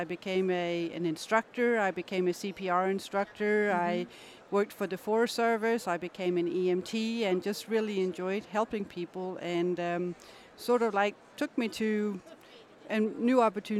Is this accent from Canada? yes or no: no; Denmark; moved away; also born or lived in North Carolina; I grew up in Denmark